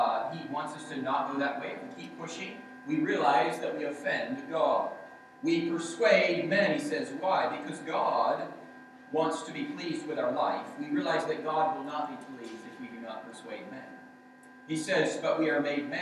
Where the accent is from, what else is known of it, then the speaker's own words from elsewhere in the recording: Georgia, United States; Growing up in Georgia in our church